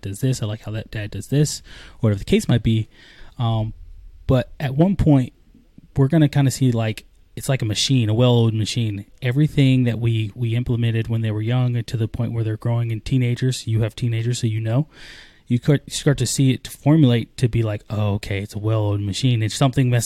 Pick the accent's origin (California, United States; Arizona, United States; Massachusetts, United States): Arizona, United States; I'm from Arizona